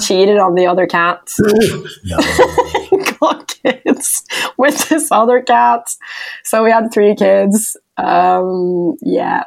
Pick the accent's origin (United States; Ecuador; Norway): Norway; my hometown